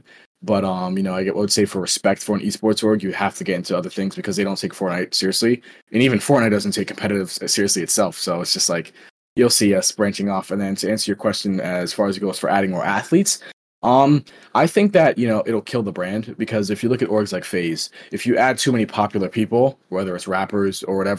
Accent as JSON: {"language": "English", "region": "Florida", "country": "United States", "said": "I'm from Florida as well"}